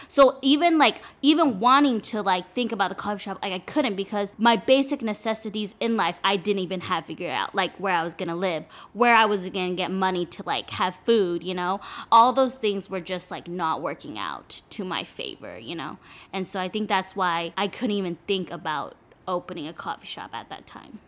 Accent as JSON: {"language": "English", "town": "Los Angeles", "region": "California", "country": "United States", "tie": "born or raised there", "moved": "as an adult", "lives_now": "Taiwan", "said": "I'm originally from L A. I lived there my whole life, specifically the six to six area"}